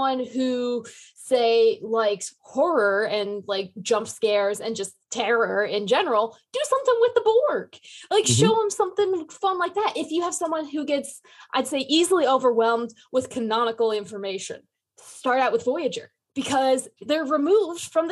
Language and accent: English; Michigan, United States; now in Sioux City, United States; I'm from Michigan